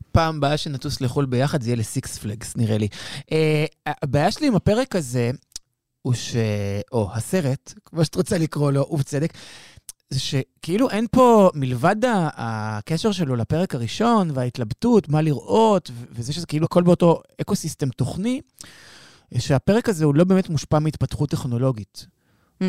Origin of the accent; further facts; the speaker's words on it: Israel; אנחנו ישראלים